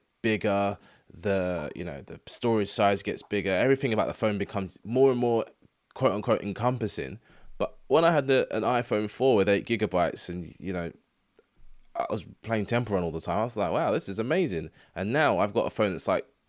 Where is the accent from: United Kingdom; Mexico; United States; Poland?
United Kingdom; England; we're English people